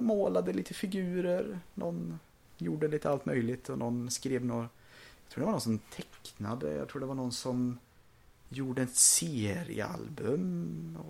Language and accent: Swedish; Sweden; vi är svenskar